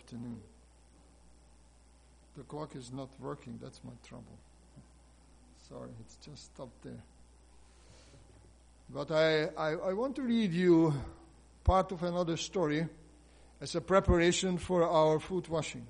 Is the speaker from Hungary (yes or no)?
yes; Hungary; moved away; my home country, Hungary